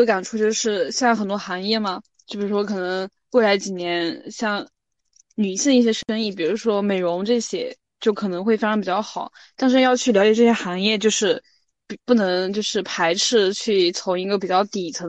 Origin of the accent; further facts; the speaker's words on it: China; 就像像我们学生，就包括我，我其实感觉就是包括我们我们中国人，其实很多都会有这种思维